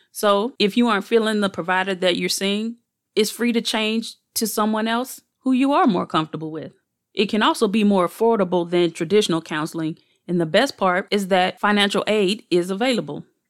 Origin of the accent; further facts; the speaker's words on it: St. Louis, Missouri, United States; I was born and raised in Saint Louis